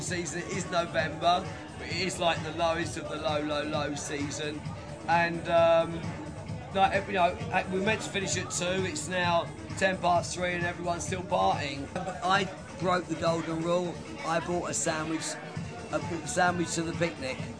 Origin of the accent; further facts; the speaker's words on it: London, United Kingdom; moved away as an adult; West London, where we talk like this properly.